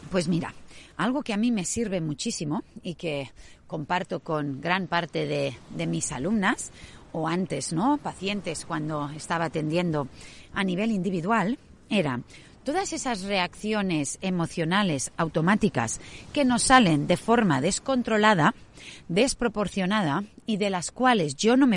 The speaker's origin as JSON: {"language": "Spanish", "town": "Sydney", "region": "New South Wales", "country": "Australia", "tie": "born or raised there", "said": "muchas ya sabéis que yo me crié en Australia. Mis padres, cuando yo tenía cinco años, quisieron emprender un viaje por toda Europa y parte de Asia, hasta que finalmente llegaron a Singapur y ya desde ahí volaron a Australia, a Sydney."}